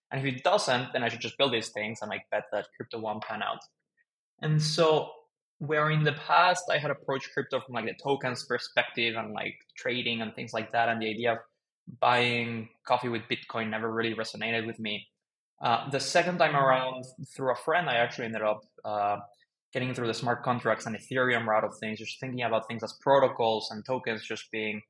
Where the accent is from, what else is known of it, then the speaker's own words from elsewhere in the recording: Mexico City, Mexico; moved away as an adult; also born or lived in United States; I grew up in Mexico City, lived there most of my life